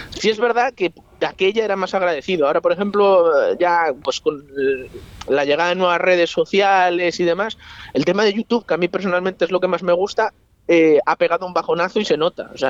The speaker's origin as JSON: {"language": "Spanish", "town": "Ricobayo", "region": "Castile and León", "country": "Spain", "tie": "born or raised there", "said": "Yo crecí pescando en, en Ricoballo y, y, mi corazón tira hacia allí."}